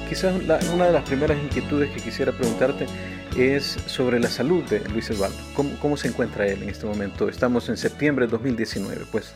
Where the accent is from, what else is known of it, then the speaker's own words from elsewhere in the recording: El Salvador; Yo soy de eh, del Salvador